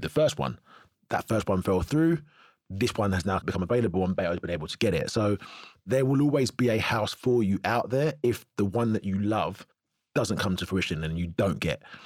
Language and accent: English; Cheshunt, East of England, United Kingdom; also born or lived in North London / Tottenham; We was born in North London and Tottenham, moved to Cheshunt when I was six.